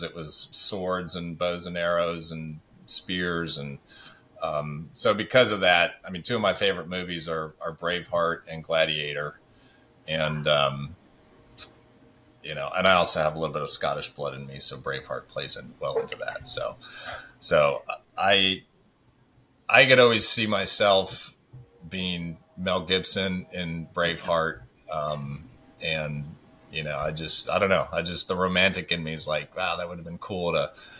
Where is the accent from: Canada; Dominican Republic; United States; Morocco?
Morocco; moved away; growing up in Morocco. I didn't grow up with a TV